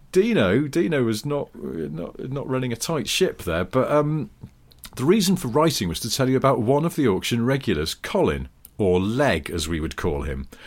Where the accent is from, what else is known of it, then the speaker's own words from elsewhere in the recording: the Northwest, North West England, United Kingdom; moved away; I grew up in the Northwest